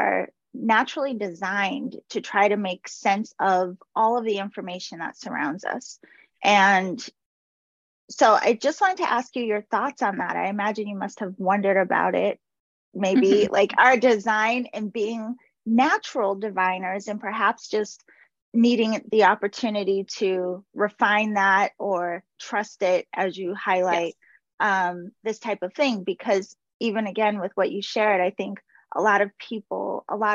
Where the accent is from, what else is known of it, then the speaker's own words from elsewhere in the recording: Massachusetts, United States; I grew up in Massachusetts